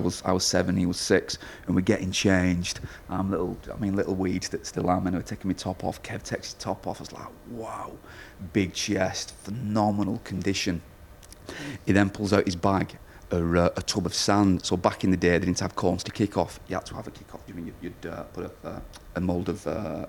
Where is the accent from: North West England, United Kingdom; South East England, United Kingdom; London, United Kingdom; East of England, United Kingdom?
North West England, United Kingdom; Wigan; born and bred in Wigan, still live in Wigan.